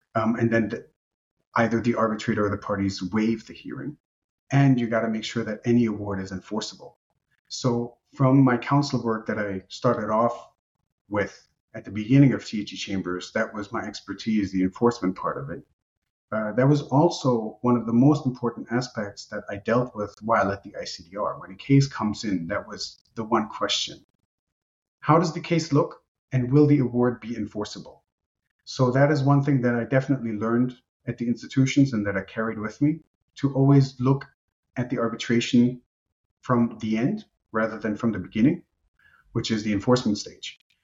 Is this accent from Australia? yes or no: no; Germany; first language Romanian; English is a second language; I grew up in Germany. I was born and raised in Germany to Romanian parents